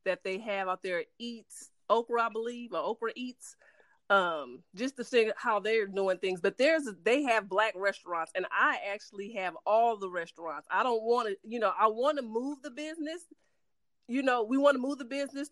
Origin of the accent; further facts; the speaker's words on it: San Francisco, California, United States; now in Dallas, United States; I was born in San Francisco